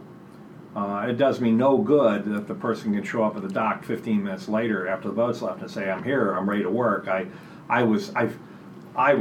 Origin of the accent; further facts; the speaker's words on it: outside of Buffalo, Rochester, New York, United States; now in Portland, United States; I grew up outside of Buffalo, Rochester, mm-hmm. on a very rural part of the state